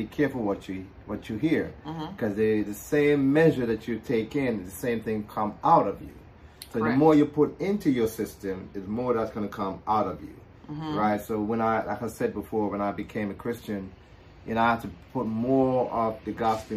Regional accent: Jamaica; I'm from Jamaica

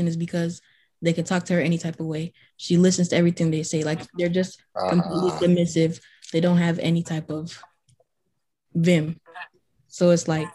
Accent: Chicago, Illinois, United States; I'm from Chicago

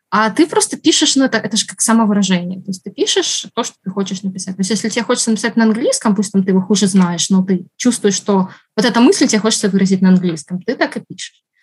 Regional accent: Ukraine; потому что это как бы мой родной язык, я украинский выучила только когда уже пошла в школу. Поэтому на русском я знаю больше слов.

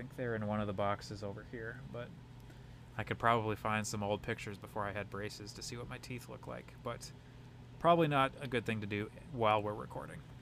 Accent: Brooklyn Park, Minnesota, United States; also born or lived in Champlin / Colorado; we moved from North Minneapolis to Champlin when I was not quite two. Then we moved from Champlin to Brooklyn Park when I was eight

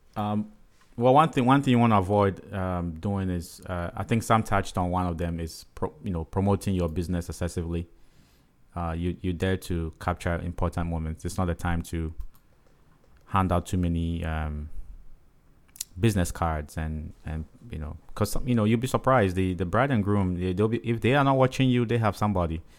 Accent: Ghana; accent: African; moved away; I'm from Ghana, right, West Africa

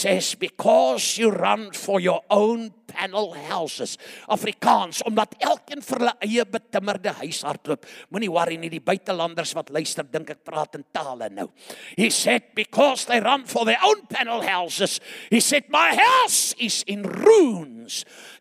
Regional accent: Chingola, Copperbelt Province, Zambia; moved away; I was born in Shingola and Zambia, Northern Rhodesia.

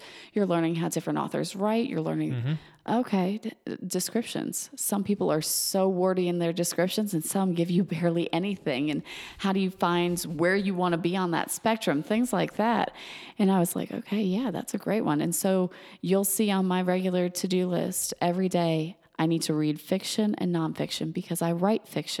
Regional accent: Georgia, United States; You grew up in Massachusetts. I grew up in Georgia. We see things differently when you say those words.

